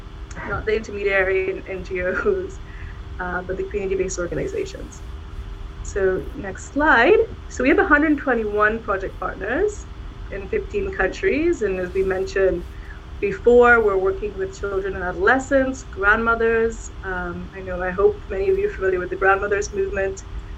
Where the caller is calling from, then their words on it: Ottawa, Ontario, Canada; I'm calling in from Ottawa, which is the unceded territory of the Algonquin and Anishinaabe. I'm in Ottawa.